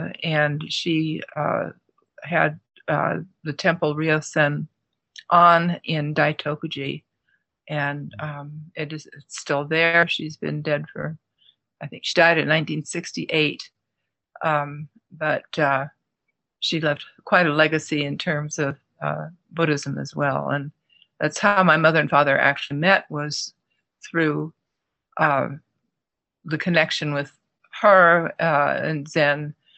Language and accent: English; New York City, New York, United States; born there; No, I grew up in quite a few places, actually. I started out, I was born in New York City, just a month after my mother and father came over on the Queen Mary to live in the United States.